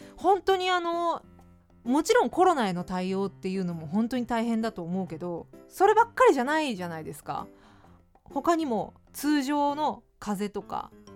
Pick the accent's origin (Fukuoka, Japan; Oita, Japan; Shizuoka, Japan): Fukuoka, Japan; moved away as an adult; now in Tokyo, Japan; 私は福岡県福岡市出身で